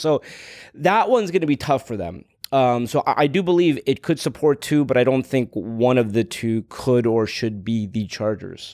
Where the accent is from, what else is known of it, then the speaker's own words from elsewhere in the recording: Los Angeles, California, United States; I was growing up in Los Angeles